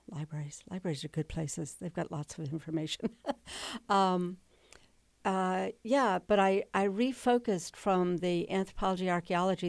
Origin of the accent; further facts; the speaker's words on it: Manassas Park, Virginia, United States; moved away; I was raised in Manassas Park, Virginia